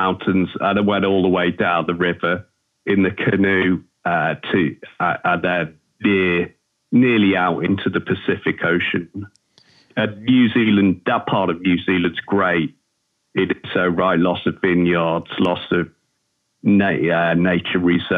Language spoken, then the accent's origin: English; Liverpool, North West England, United Kingdom; accent: Scouse; I grew up on Merseyside. I'm a Liverpudlian. I'm what they call a Scouser.